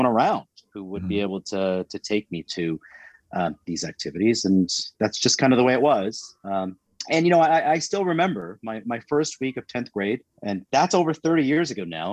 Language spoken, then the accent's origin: English; Canada; also born or lived in India; I define myself as Canadian